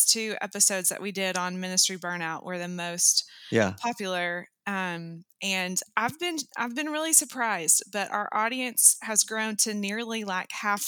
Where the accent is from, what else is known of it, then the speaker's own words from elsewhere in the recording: Knoxville, Tennessee, United States; I am currently back in my hometown of Knoxville, Tennessee.